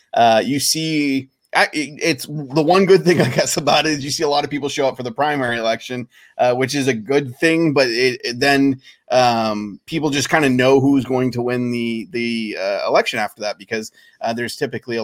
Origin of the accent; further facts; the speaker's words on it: Maine, United States; moved away; I grew up in Maine, so I have friends and family in Maine